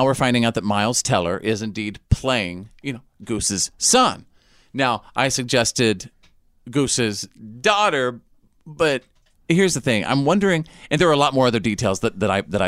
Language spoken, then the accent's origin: English; Bowie, Texas, United States; my hometown of Bowie, Texas, has the world's biggest Jim Bowie knife